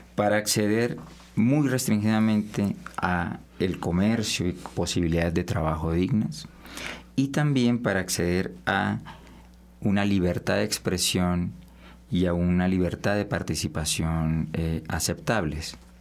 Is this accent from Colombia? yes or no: yes; Colombia; Nosotros como sociedad colombiana